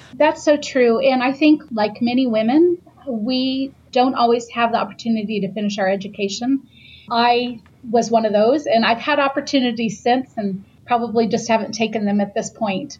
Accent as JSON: {"language": "English", "region": "the South", "country": "United States", "tie": "born or raised there", "said": "living in the South, being born and raised in the South"}